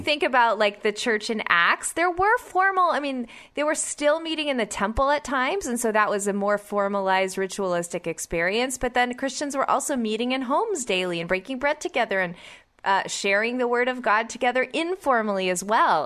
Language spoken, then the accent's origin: English; Oklahoma, United States; my home state of Oklahoma